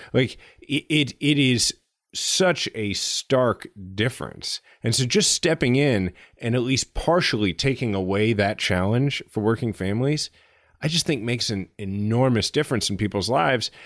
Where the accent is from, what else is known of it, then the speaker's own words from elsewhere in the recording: United States; being an American, a liberal, yes, but an American